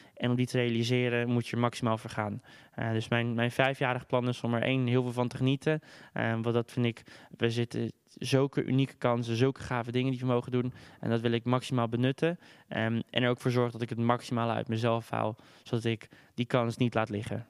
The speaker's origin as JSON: {"language": "Dutch", "town": "Amsterdam", "region": "North Holland", "country": "Netherlands", "tie": "born or raised there", "said": "ik ben geboren en getogen in Amsterdam"}